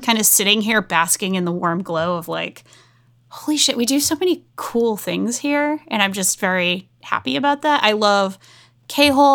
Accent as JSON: {"language": "English", "region": "New England", "country": "United States", "tie": "born or raised there", "said": "I grew up in New England"}